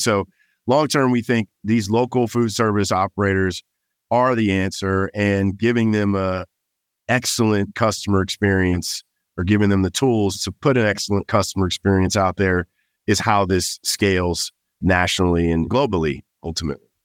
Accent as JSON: {"language": "English", "town": "Los Angeles", "region": "California", "country": "United States", "tie": "born or raised there", "also_born_or_lived": "Miami / New York", "moved": "as an adult", "lives_now": "Austin, United States", "said": "I was born and raised in Los Angeles, California"}